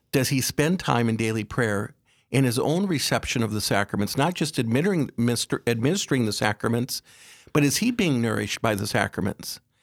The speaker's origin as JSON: {"language": "English", "town": "Aberdeen", "region": "South Dakota", "country": "United States", "tie": "born or raised there", "said": "I was raised in Aberdeen, uh, one of, uh, six children"}